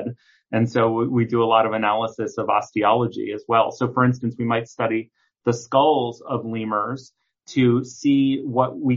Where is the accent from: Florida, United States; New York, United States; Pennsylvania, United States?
New York, United States; New York City; growing up in Manhattan, my apartment was very small